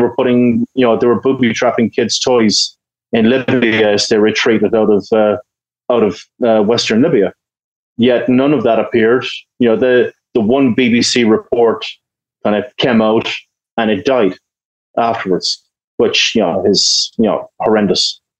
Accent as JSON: {"language": "English", "country": "Ireland", "said": "I'm Irish, we have a long history of peacekeeping and stuff like"}